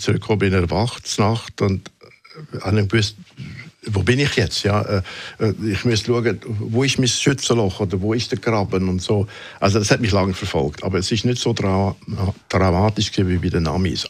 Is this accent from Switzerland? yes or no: yes; Switzerland; moved away as an adult; also born or lived in Munich, Germany; ich bin Schweizer